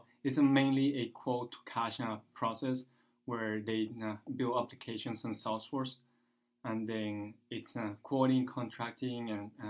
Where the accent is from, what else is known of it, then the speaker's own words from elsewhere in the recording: Venezuela; first language Spanish; English is a second language; moved away as an adult; now in San Francisco, United States; So I'm from Venezuela. … then I was raised in Venezuela for 18 years. Once I finished high school there, I came to the U.S.